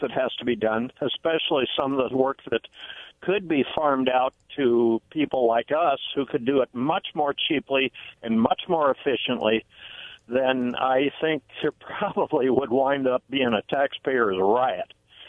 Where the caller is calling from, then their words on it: Benton City, Washington, United States; Hi, this is your friendly neighborhood … from Benton City here.